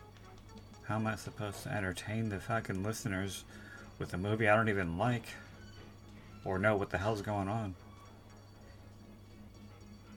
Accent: United States; I grew up in the United States.

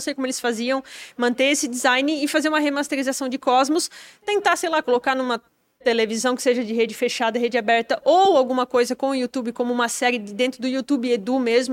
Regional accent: Timbó, Santa Catarina, Brazil; a maioria das pessoas acha que eu nem sou de lá, acho que eu sou de São Paulo

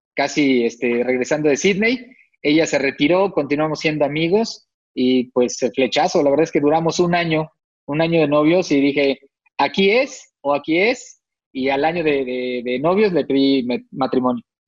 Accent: Tlalnepantla, State of Mexico, Mexico; Yo soy del Estado de México, acá por Tlanepantla

